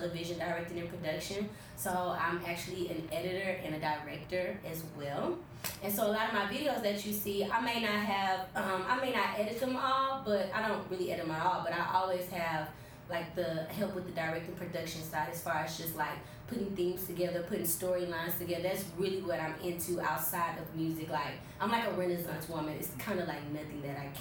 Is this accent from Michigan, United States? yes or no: no; Houston, Texas, United States; I'm from Houston, the north side of Houston. The specific area is called Greens Point